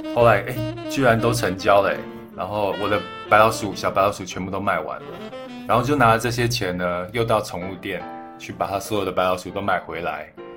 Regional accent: Xincheng, Hualien County, Taiwan; also born or lived in Thailand; 我是出生在泰国，然后从泰国搬来台湾的时候呢，我们，我爸妈是，呃，搬到了花莲的新城乡。我不知道你们有没有听过新城乡。它是一个蛮偏僻的一个小乡村。我们社区的旁边呢，就是原住民的部落

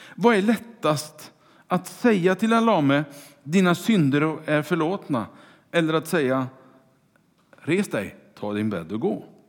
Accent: Kungälv, Västra Götaland, Sweden; Mina första vänner var de som bodde i kvarteret där jag växte upp i Kungälv

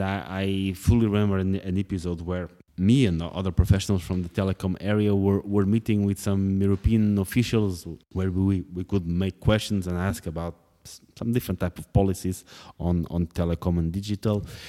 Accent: Portugal; moved away; writing about, uh, politics in Portugal is just a way to keep my connections to the home country.

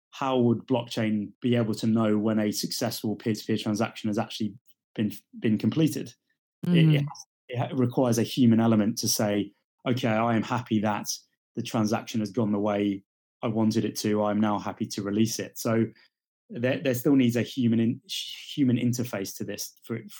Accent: Marlow, South East England, United Kingdom; I grew up just outside of London in a small little village near a town called Marlow

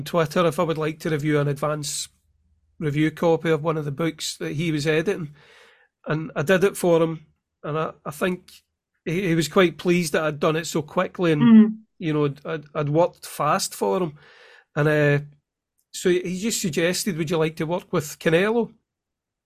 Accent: Scotland, United Kingdom; also born or lived in Clydebank; me being Scottish, I'd never had those lessons

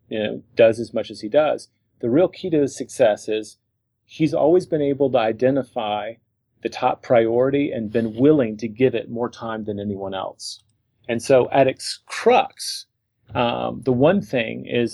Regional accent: Memphis, Tennessee, United States; moved away as an adult; also born or lived in France / New York; I grew up in Memphis, Tennessee

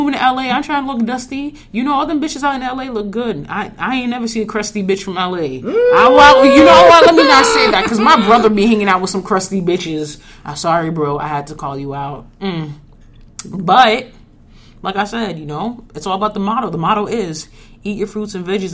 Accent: Lower New York State, United States; also born or lived in Boston area; I'm from Lower State New York

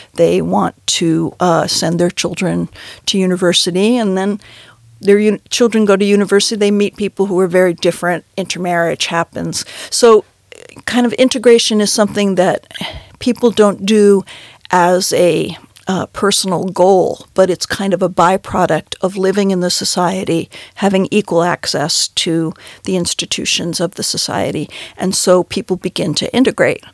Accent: New York City, New York, United States; I grew up in New York City

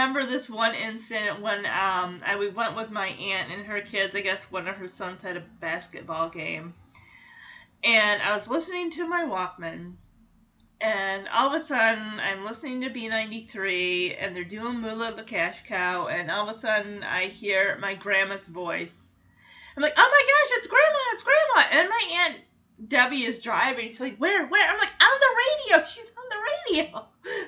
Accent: West Michigan, United States; growing up in West Michigan

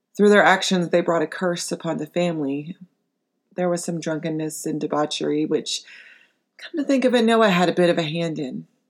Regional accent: United States; as an American

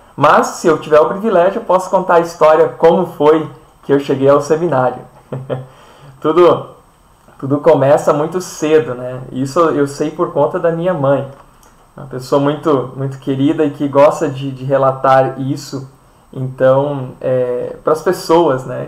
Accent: Barra de São Francisco, Espírito Santo, Brazil; now in Chapecó, Brazil; a minha cidade de origem é Barra de São Francisco

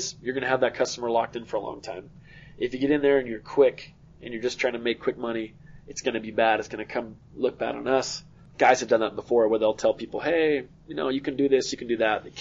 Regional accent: Arizona, United States

